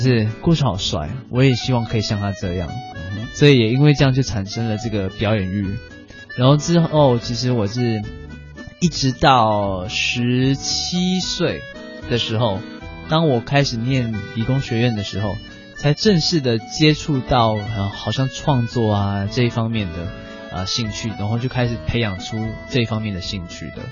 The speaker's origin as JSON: {"language": "Chinese", "country": "Singapore", "said": "我是来自新加坡的"}